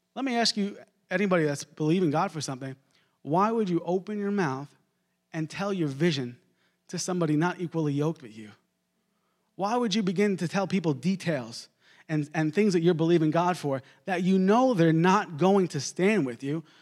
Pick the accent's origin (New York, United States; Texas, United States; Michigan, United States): New York, United States; Long Island; I grew up in Long Island, New York